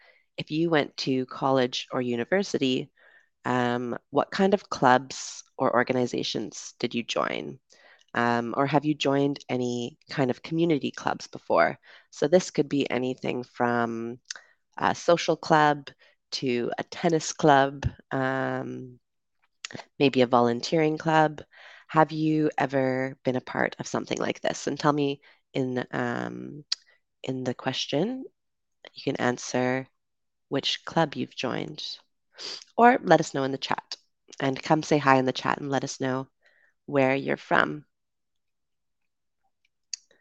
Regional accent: Canada; also born or lived in United Kingdom; now in Dominican Republic; I'm from Canada, but I also lived in the UK

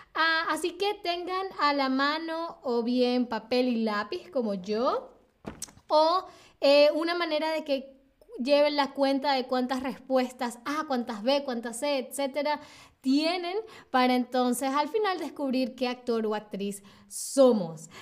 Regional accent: Venezuela; Soy de Venezuela, Sylvain. Soy de Venezuela

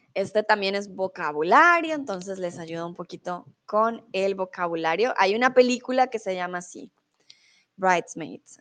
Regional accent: Colombia; also born or lived in Mexico; now in Germany; soy de Colombia, comúnmente vivo en Alemania

